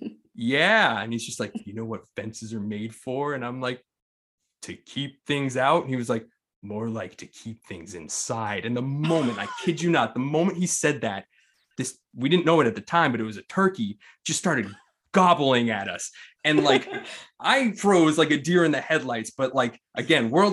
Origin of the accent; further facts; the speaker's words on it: Amherst, Massachusetts, United States; we grew up in Amherst, Mass